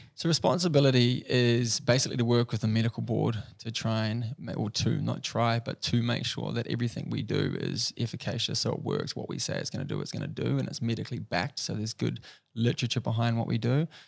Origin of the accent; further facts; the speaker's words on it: Rotorua, Bay of Plenty, New Zealand; also born or lived in Dunedin; I grew up in a small place in New Zealand called Rotorua